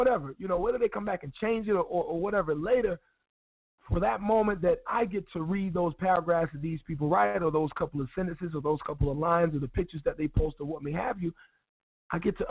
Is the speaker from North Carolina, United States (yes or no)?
yes; Wilson, North Carolina, United States; moved away; Wilson, NC. That's my home